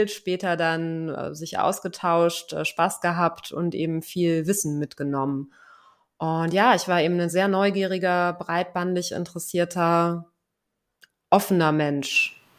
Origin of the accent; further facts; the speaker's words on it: Lower Saxony, Germany; Ja, ich bin in einem kleinen Dörfchen aufgewachsen in Niedersachsen. Ähm, 300 Einwohner, keine Straßennamen.